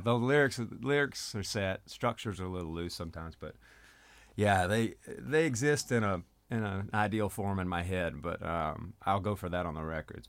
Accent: North Mississippi, United States; now in Memphis, United States; I was born in Memphis, but I was raised in really North Mississippi.

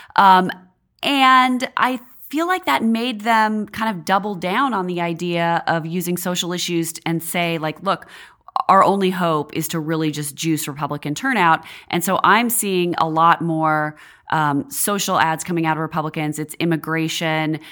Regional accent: Washington, United States; moved away as an adult; now in Washington, D.C., United States; I worked on a house race in my home state of Washington State, um, when I was still in college.

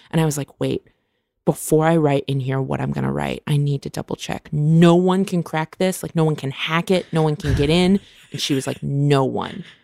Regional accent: Vacaville, California, United States; I grew up in Vacaville, California.

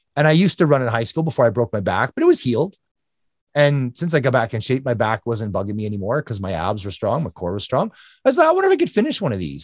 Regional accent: Alberta, Canada; it's in Canada. So, um, Alberta, Canada, just north of Calgary

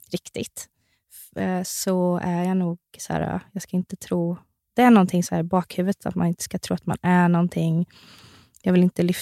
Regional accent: Värnamo, Jönköping County, Sweden; Värnamo. Värnamo.

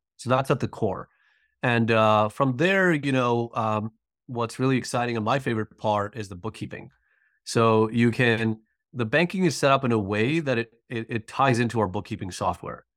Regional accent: New York, United States; moved away as an adult; now in Atlanta, United States; I'm originally from New York and, uh, recently moved to Atlanta

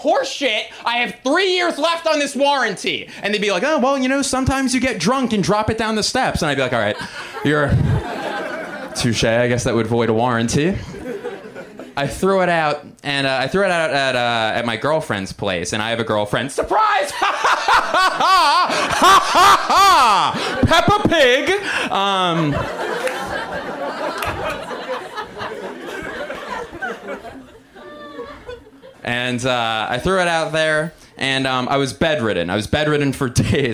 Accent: suburbs of Philadelphia, Pennsylvania, United States; I'm from 20 very important, safe, amazing public school ridden miles outside of that city

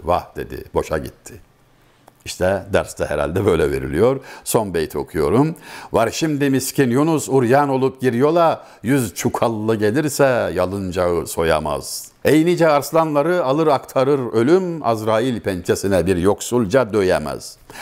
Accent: Çameli, Denizli, Turkey; Ben Denizliliyim, Denizli Çameliliyim.

